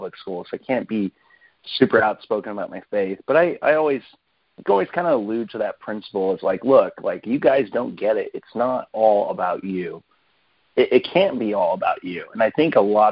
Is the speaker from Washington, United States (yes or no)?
yes; Gig Harbor, Washington, United States; I'm from Washington State. I'm in the Seattle area. I live in a small town called Gig Harbor, Washington. And I've lived there most of my life